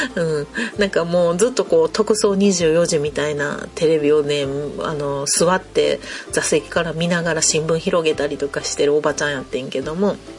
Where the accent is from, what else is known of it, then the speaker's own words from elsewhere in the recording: Kansai, Japan; やっぱり関西人なんで